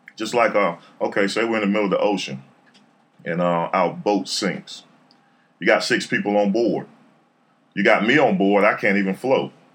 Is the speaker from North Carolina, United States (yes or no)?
yes; Raleigh, North Carolina, United States; I'm from Raleigh, born and raised. Went to Garner